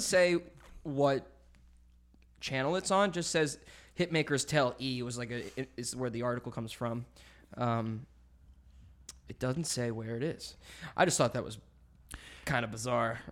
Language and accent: English; Canada; now in United States; I'm Canadian